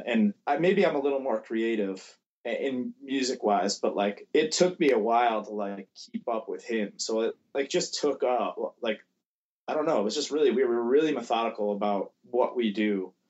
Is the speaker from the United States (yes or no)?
yes; Buffalo, New York, United States; Buffalo, yeah, Buffalo.